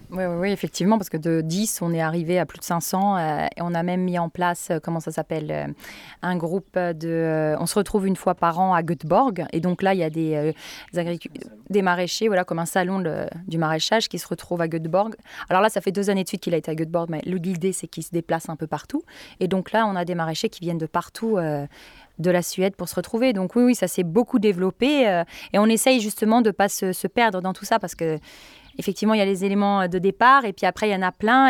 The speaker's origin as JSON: {"language": "French", "country": "France", "moved": "as an adult", "lives_now": "Sweden", "said": "je suis français"}